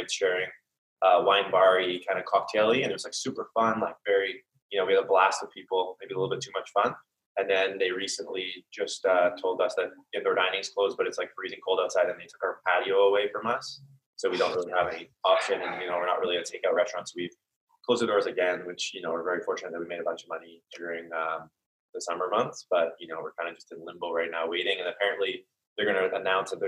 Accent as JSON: {"language": "English", "town": "Calgary", "region": "Alberta", "country": "Canada", "said": "we're both from Calgary"}